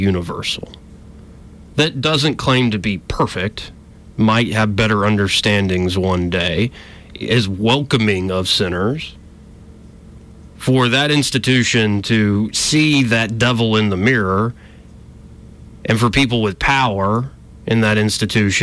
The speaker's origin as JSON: {"language": "English", "region": "Alabama", "country": "United States", "tie": "born or raised there", "said": "I was raised in Alabama"}